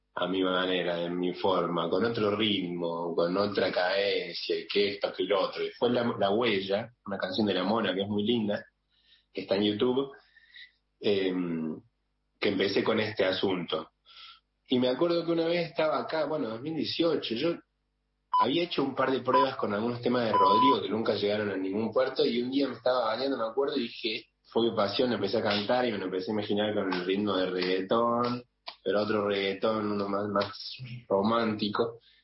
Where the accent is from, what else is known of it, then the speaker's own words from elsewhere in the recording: Córdoba, Argentina; now in Buenos Aires, Argentina; yo siendo cordobés acá en Buenos Aires